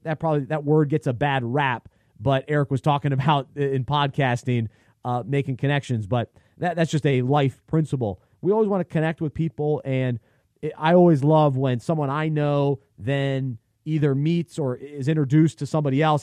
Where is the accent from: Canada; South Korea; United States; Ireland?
United States; Charlotte, North Carolina; one of the radio host that I grew up listening to in Charlotte